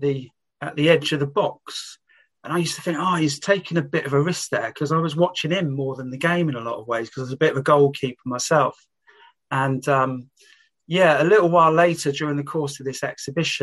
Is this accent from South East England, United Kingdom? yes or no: yes; Reading, South East England, United Kingdom; I was brought up on Wantage Road, which was in the shadows of the floodlight of Elm Park